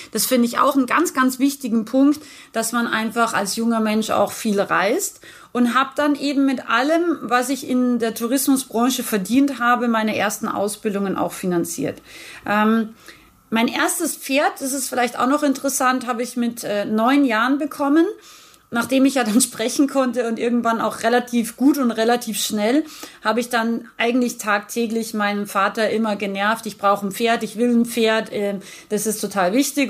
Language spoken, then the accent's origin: German; Rauris, Salzburg, Austria; now in Unterhaching, Germany; ich bin ursprünglich geboren im schönen Österreich. Ich bin sozusagen eine Bergfex, wie wir sagen. Also ich bin ein Bergmensch. Ich bin aus dem Pinzgau, aus Rauris